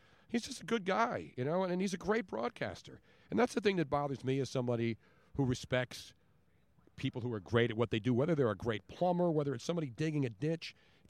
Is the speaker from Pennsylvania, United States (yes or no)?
yes; Philadelphia, Pennsylvania, United States; me growing up in Philly